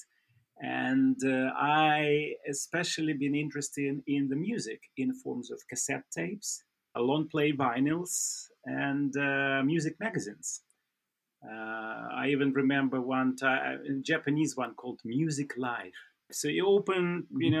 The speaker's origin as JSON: {"language": "English", "town": "Vladivostok", "region": "Primorsky Krai", "country": "Russia", "tie": "born or raised there", "said": "I grew up in Vladivostok"}